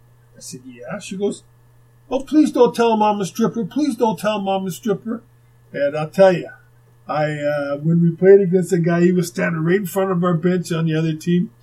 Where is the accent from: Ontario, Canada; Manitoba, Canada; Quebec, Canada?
Manitoba, Canada; Winnipeg; while we're growing up in Winnipeg